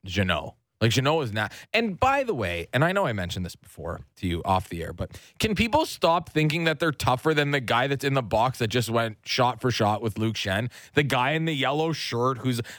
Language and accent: English; Nobleton, Ontario, Canada; I grew up in Nobleton.